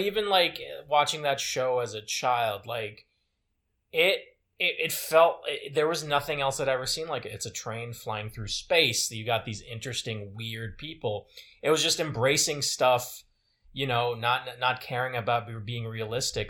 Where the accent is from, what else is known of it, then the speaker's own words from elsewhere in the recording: Côte d’Ivoire; moved away; where I grew up in Cote d'Ivoire